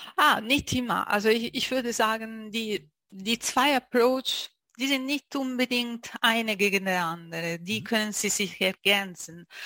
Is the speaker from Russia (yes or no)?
no; Italy; German is a second language; moved away as an adult; now in Zurich, Switzerland; ich bin Italienerin und äh, lebe in die Schweiz so äh, schon seit zwölf Jahren in Zürich